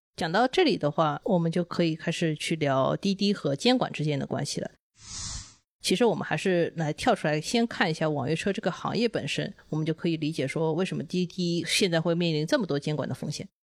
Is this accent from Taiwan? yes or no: no; China; 我们都是中国人呢